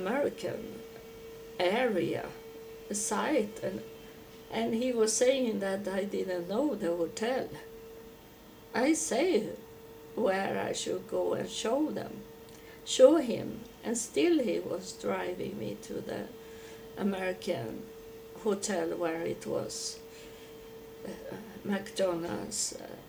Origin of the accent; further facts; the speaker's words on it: Sweden; English is a second language; I'm from Sweden